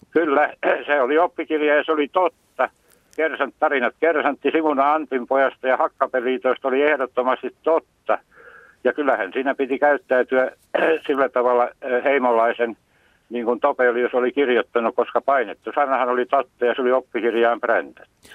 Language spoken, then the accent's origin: Finnish; Karelia, Finland; moved away; also born or lived in Häme; itse olen karjalainen